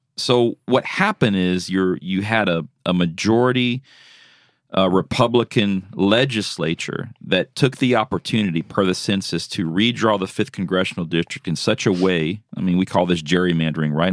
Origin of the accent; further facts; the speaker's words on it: South Louisiana, United States; moved away; I'm originally from South Louisiana.